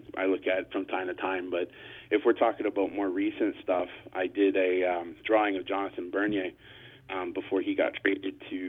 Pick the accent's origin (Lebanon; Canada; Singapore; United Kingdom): Canada; Barrie, Ontario; the Barrie Colts, which is my hometown here.